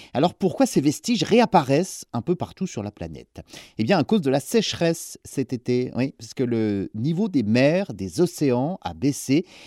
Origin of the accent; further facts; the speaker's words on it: France; chez nous, en France